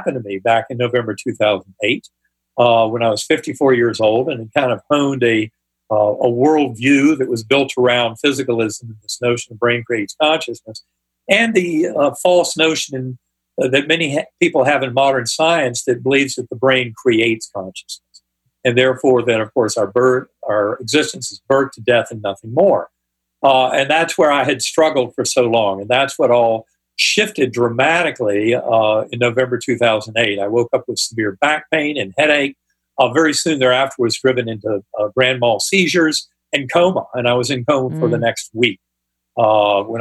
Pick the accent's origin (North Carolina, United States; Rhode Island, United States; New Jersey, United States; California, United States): North Carolina, United States; my Methodist church growing up in North Carolina